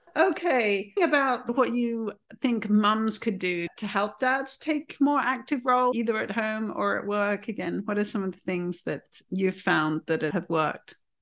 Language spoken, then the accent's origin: English; United Kingdom; as a Brit